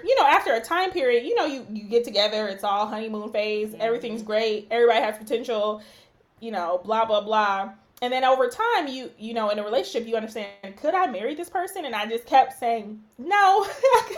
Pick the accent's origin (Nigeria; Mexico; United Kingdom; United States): Nigeria; I'm Nigerian